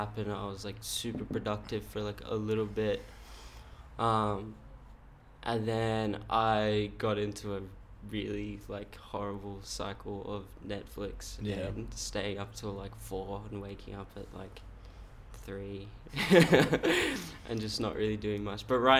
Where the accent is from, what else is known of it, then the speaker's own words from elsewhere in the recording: Woodbridge, Queensland, Australia; So I grew up in, it's called Woodbridge, which is like, no one's heard of Woodbridge, but it's like pretty close, like the closest town would be like Ipswich